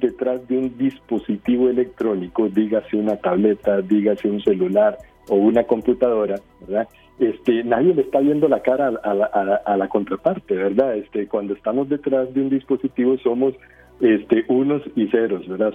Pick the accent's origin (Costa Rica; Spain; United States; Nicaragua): Costa Rica; como ticos